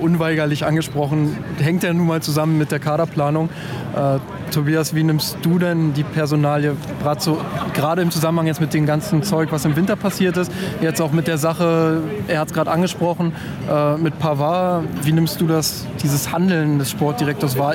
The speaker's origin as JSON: {"language": "German", "region": "Berlin", "country": "Germany", "accent": "Berlinerisch"}